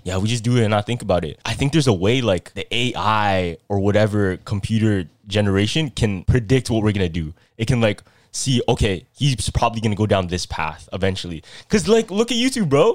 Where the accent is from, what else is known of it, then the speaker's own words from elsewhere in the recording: Philippines; I'm Filipino